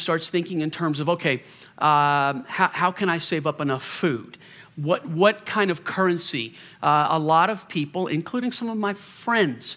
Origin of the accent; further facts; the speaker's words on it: the South, United States; I grew up in the South. We had hurricanes in the South